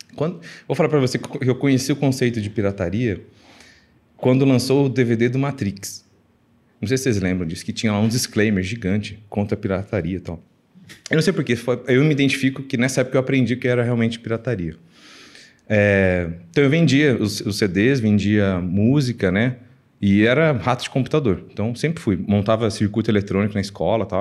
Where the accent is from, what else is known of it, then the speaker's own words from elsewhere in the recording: Minas Gerais, Brazil; moved away; also born or lived in Mexico City, Mexico / Colombia; eu sou mineiro, estou aqui em São Paulo